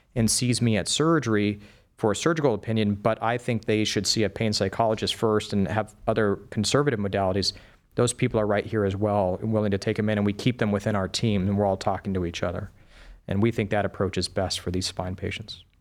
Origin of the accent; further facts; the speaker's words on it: El Paso, Texas, United States; moved away as an adult; also born or lived in Wisconsin; now in Cleveland, United States; So I grew up in the Southwest. I lived the majority of my young life in El Paso, Texas.